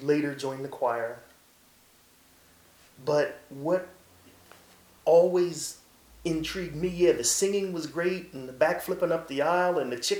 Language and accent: English; Philadelphia, Pennsylvania, United States; Growing up in North Philly, we went to Open Door Baptist Church